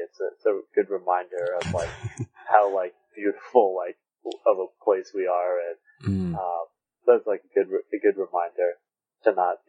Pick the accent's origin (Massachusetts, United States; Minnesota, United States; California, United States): California, United States; San Diego; Growing up in San Diego, you grow up going to the beach